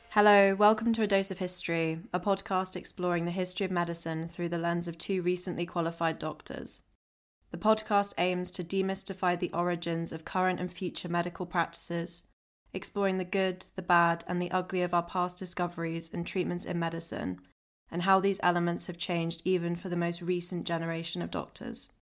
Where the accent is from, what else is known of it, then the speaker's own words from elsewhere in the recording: Oxfordshire, South East England, United Kingdom; now in London, United Kingdom; I'm originally from Oxfordshire